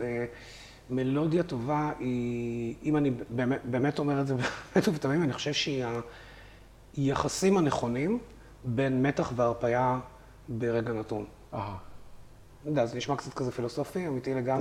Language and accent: Hebrew; Haifa, Haifa District, Israel; אני גדלתי בנווה שאנן בחיפה